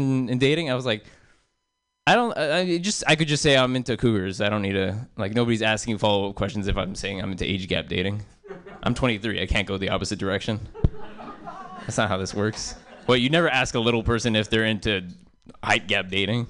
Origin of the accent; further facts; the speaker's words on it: South Bay, California, United States; I grew up in South Bay, and there's a lot of Asian moms out there